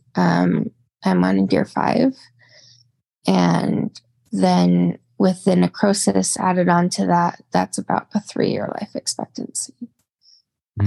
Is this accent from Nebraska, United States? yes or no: no; Spokane, Washington, United States; I've been born and raised in Spokane, Washington.